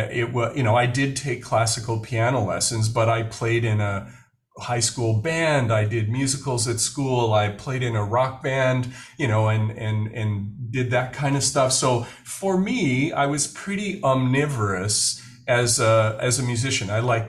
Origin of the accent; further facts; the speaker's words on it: Winnipeg, Manitoba, Canada; now in Vancouver, Canada; I'm Canadian, was born in what my Indigenous community thinks of as Red River, which a lot of people would call Winnipeg, Manitoba